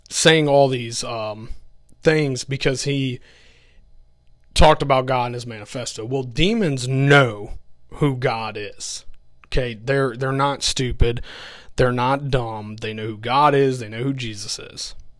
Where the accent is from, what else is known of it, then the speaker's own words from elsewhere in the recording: Augusta County, Virginia, United States; moved away; I'm originally from the Augusta County area, so we still do have some family there